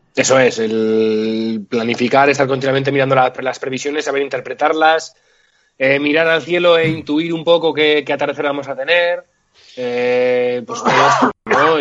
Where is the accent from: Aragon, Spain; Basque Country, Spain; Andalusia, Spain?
Aragon, Spain; Litago, Moncayo; now in Zaragoza, Spain; yo sí que soy de, soy de Zaragoza, vivo y trabajo en Zaragoza, pero vengo de un pueblito del Moncayo muy pequeño que se llama Lituánigo